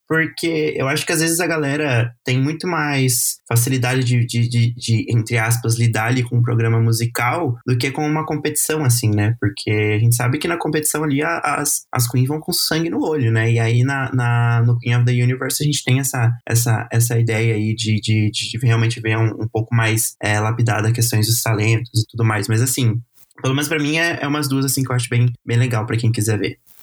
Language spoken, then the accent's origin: Portuguese; Brazil; como brasileiro